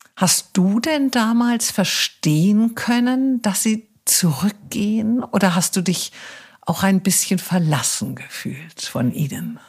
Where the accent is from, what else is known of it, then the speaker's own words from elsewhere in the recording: Wiesbaden, Hesse, Germany; moved away; Ich bin ja in Wiesbaden aufgewachsen